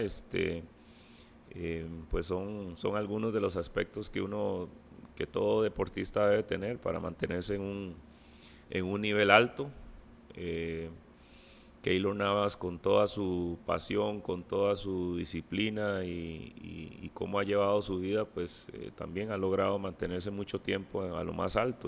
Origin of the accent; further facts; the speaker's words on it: Costa Rica; soy de Costa Rica